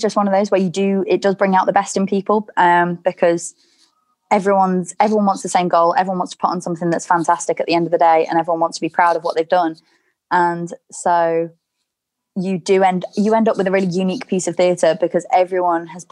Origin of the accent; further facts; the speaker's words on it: Chester, North West England, United Kingdom; my hometown of Chester